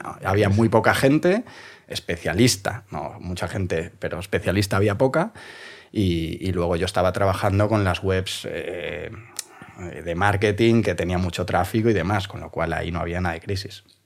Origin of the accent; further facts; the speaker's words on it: Vigo, Galicia, Spain; now in Madrid, Spain; Soy gallego.